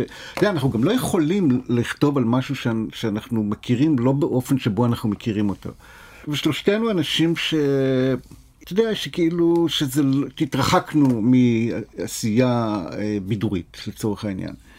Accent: Nof Ayalon, Central District, Israel; ביישוב שאני גדלתי בו, בנוף איילון

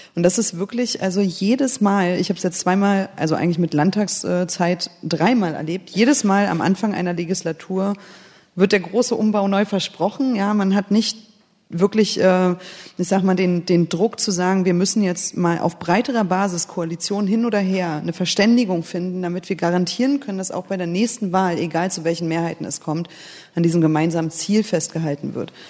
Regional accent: Berlin, Germany; also born or lived in Kiel; ich bin in der DDR geboren, ähm, aufgewachsen kann man ja nicht mehr sagen, also ne, 84 äh, geboren. Das heißt, ich habe vor allen Dingen die Zeit, äh, die sehr politische Zeit in Ostberlin, ja, ich habe in Lichtenberg gewohnt

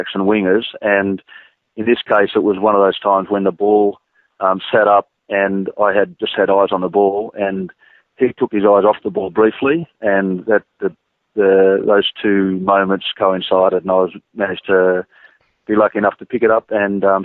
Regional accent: Sydney, New South Wales, Australia; in my hometown

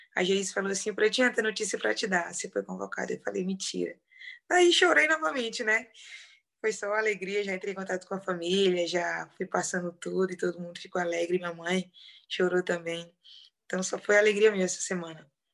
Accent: União, Piauí, Brazil; now in Madrid, Spain; sou do interior do Piauí, lá do interiorzinho, Lagoa do Governo, no município de União

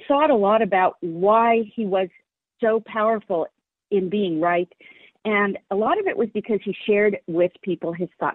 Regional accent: San Francisco, California, United States; I was raised in San Francisco and was part of the San Francisco scene

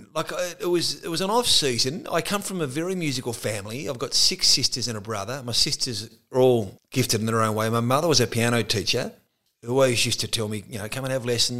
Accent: Tasmania, Australia; Growing up in Tasmania in the northwest coast

